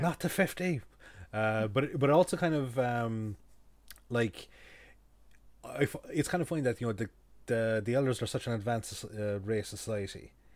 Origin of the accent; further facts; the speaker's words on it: Kerry, Munster, Ireland; now in Cork, Ireland; I'm from Kerry